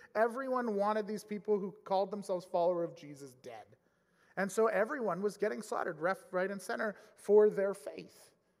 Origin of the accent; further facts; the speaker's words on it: Edmonton, Alberta, Canada; growing up in Edmonton area in the mid-90s